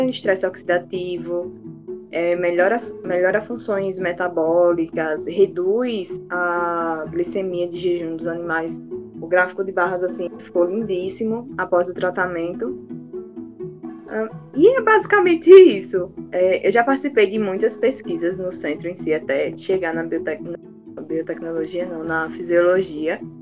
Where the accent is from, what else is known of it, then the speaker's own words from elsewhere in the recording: João Pessoa, Paraíba, Brazil; sou da Terra onde o Sol Nasce Primeiro desse estado maravilhoso